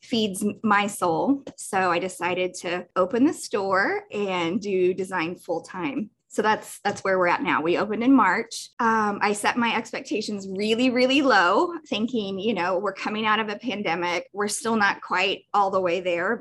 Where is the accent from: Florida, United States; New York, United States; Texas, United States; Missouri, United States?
Missouri, United States; Jefferson City; moved away as an adult; also born or lived in Columbia, Missouri; now in Olathe, United States; my hometown of Jefferson City